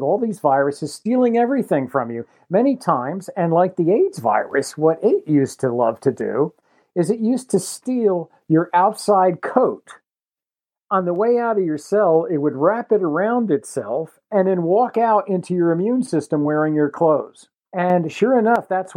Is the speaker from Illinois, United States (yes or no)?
no; Jersey Shore, New Jersey, United States; I grew up on the Jersey Shore, kind of like where the rivers from the shore and the Pine Barrens, which stretch out across all of southern New Jersey, where they come together